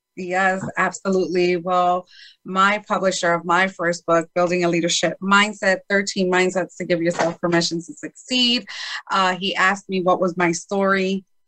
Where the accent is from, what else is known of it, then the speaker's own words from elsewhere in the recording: Chicago, Illinois, United States; I was born in Chicago, Illinois.